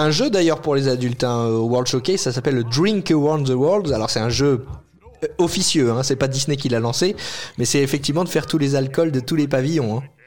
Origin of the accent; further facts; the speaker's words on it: France; quand on est français